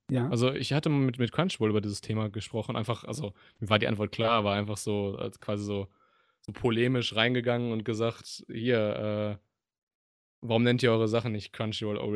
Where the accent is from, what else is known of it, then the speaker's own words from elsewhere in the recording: Düsseldorf, North Rhine-Westphalia, Germany; ich komme aus Düsseldorf.